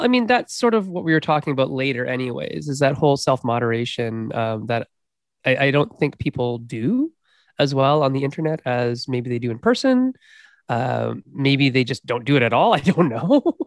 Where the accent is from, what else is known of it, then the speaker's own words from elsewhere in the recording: Canada; me being a Canadian